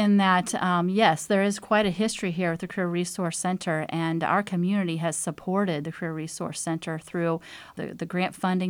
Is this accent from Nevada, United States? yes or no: no; Brown County, Indiana, United States; I'm from Brown County